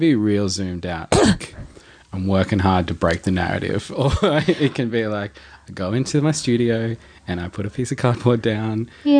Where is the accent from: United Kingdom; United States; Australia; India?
Australia; Darwin, Northern Territory; moved away; Because in Darwin, where I grew up, it's not.